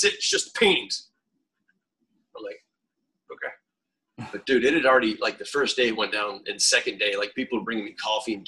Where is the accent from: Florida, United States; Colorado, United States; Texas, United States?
Florida, United States; Fort Walton Beach; moved away; My hometown in Fort Walton Beach, Florida